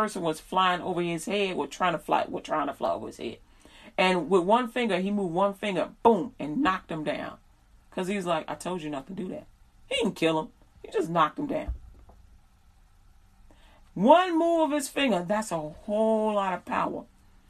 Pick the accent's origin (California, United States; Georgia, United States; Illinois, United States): Illinois, United States; Chicago; now in Texas, United States; I'm from Chicago.